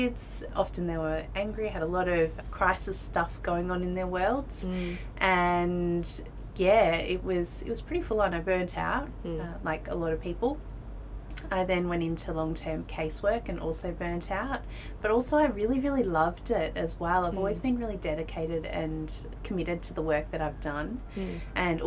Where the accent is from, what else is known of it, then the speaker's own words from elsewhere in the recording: Melbourne, Victoria, Australia; moved away as an adult; now in Bali, Indonesia; I'm from Melbourne in Australia, and I grew up in a, fairly typical working class family in the outer suburbs